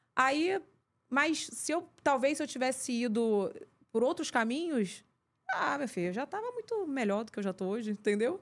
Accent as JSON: {"language": "Portuguese", "area": "Pavuna", "region": "Rio de Janeiro", "country": "Brazil", "said": "eu sou uma garota normal que vim da Pavuna"}